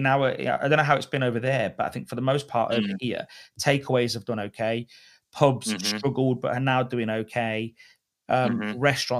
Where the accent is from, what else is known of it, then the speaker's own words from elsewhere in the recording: United Kingdom; as British people